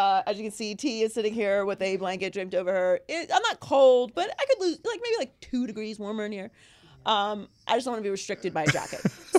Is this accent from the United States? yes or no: yes; Pittsburgh, Pennsylvania, United States; I grew up in Pittsburgh, so I don't, to this day, I don't understand the architecture of Heinz Field.